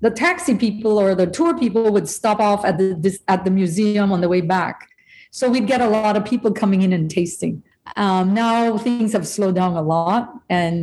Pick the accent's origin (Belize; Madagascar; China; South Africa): Belize; moved away as an adult; also born or lived in United States; When I first came to the US in the 70s, and I'd say I'm from Belize, nobody had a clue where I was from.